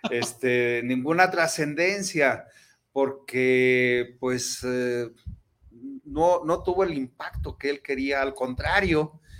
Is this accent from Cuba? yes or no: no; Jalisco, Mexico; Nosotros los que somos jaliscienses, universitarios, nos sentimos orgullosos de eso